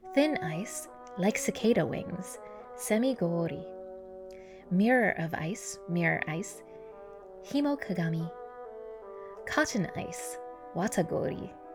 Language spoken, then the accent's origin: English; California, United States; also born or lived in Japan; I am speaking as a Californian